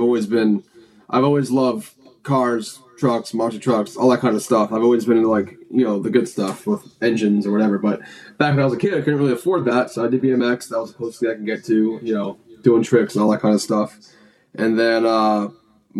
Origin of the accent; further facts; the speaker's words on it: Clermont, Florida, United States; also born or lived in Alabama; now in Orlando, United States; I was living in Claremont. That's where Njuku is. And that's my hometown